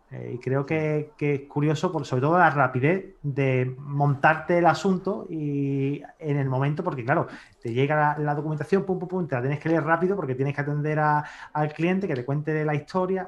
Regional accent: Seville, Andalusia, Spain; aquí cuando nace te dicen Sevilla o Betis.

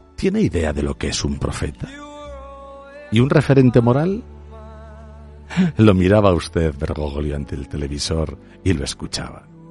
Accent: Aragon, Spain; solo soy un zapatero aragonés

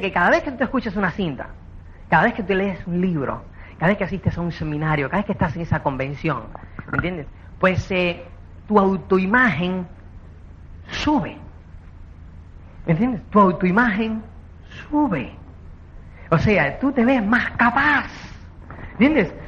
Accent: Cuba; now in Spain; como es cubano

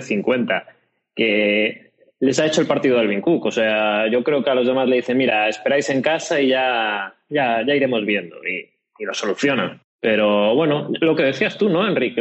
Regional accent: Galicia, Spain; como buen gallego

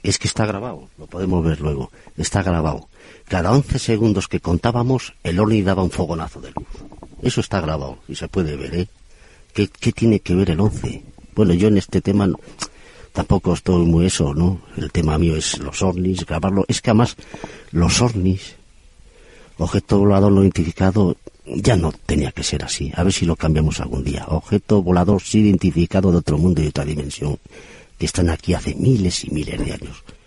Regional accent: Torrelavega, Cantabria, Spain; yo soy de Torlavega

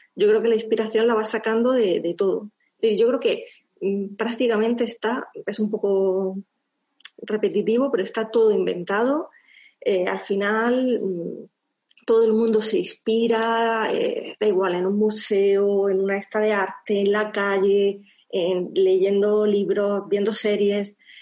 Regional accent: Andalusia, Spain; also born or lived in France; soy andaluza

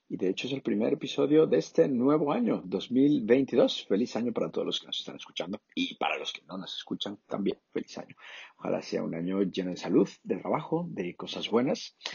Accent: Madrid, Community of Madrid, Spain; moved away as an adult; also born or lived in London, United Kingdom / Sarajevo, Bosnia and Herzegovina; Yo nací en Madrid, y me crié aquí.

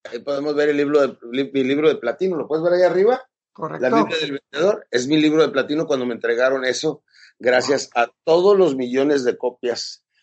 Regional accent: Chihuahua, Mexico; now in El Paso, United States; Pues este, yo soy originalmente de México, de Chihuahua. A los 13 años me cruzaba a El Paso, Texas, que es Estados Unidos de Norteamérica.

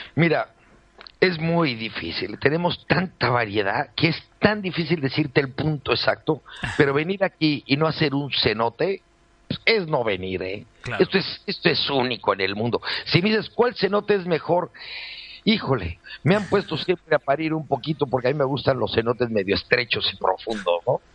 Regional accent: Mexico City, Mexico; moved away as an adult; now in Playa del Carmen, Mexico; soy natural del DF, de padre malagueño y madre asturiana.

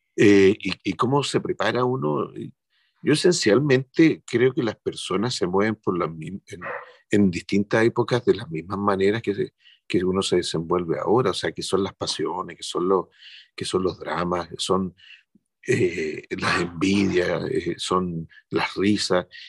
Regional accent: Chile; somos los chilenos

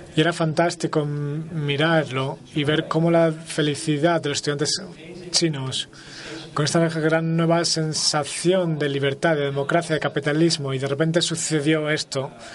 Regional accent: United States; soy americano

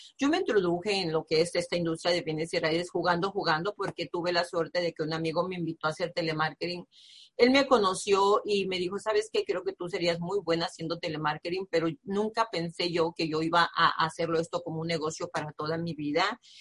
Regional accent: Nayarit, Mexico; now in United States; yo soy de provincia, soy del estado de Nayarit, de un pueblo muy pequeñito

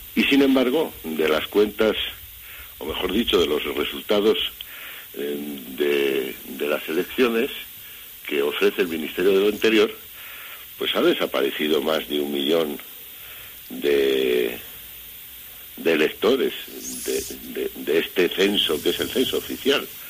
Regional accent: Valladolid, Castile and León, Spain; yo que vivo en Valladolid, y vamos, que soy vallisoletano

